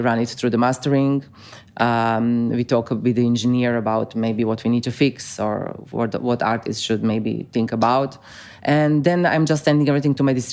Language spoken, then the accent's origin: English; Osijek, Osijek-Baranja County, Croatia; English is a second language; my hometown, Osijek